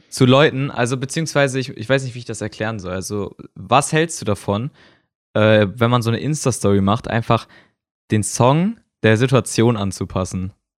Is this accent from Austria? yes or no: no; Germany; Also ich bin Deutscher